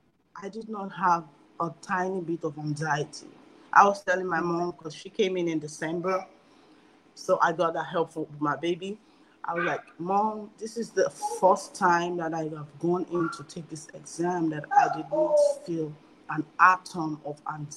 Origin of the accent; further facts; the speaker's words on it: Nigeria; I'm Nigerian.